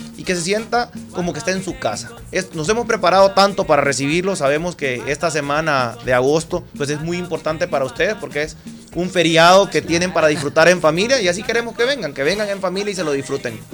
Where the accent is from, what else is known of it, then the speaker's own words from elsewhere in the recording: Honduras; venimos de Honduras